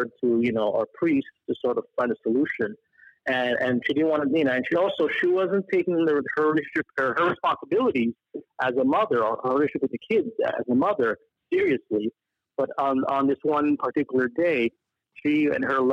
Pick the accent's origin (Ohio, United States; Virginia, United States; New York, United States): New York, United States; New York City; also born or lived in Montreal, Canada; in 1976, 1977, I was relocated to Queens. So I went from Montreal to Queens, New York